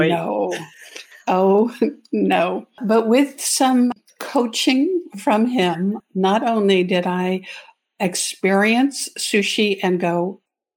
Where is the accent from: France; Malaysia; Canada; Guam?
Canada; now in Arizona, United States; I'm a Canadian entrepreneur transplanted into the US